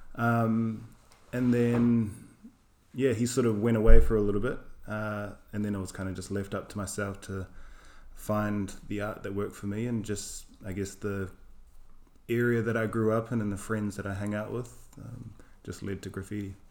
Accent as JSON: {"language": "English", "country": "New Zealand", "moved": "yes", "lives_now": "London, United Kingdom", "said": "I'm from Aotearoa, New Zealand."}